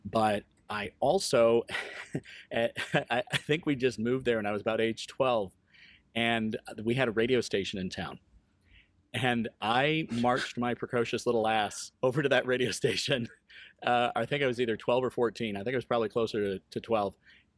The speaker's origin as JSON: {"language": "English", "town": "Quad Cities", "country": "United States", "tie": "born or raised there", "also_born_or_lived": "East Coast", "said": "Started out in the Quad Cities in the late 70s, early 80s. And then through job changes with my father, we ended up moving quite a bit. We ended up on the East Coast"}